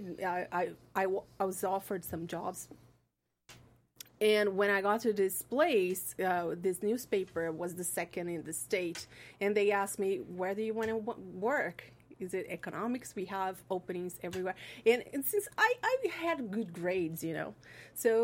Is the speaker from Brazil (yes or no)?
yes; Brazil; moved away as an adult; now in Los Angeles, United States; In Brazil. I'm from Brazil